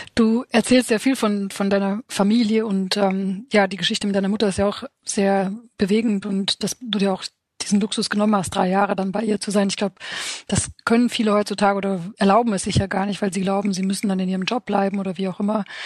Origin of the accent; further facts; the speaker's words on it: Romania; now in Germany; ich bin in Rumänien aufgewachsen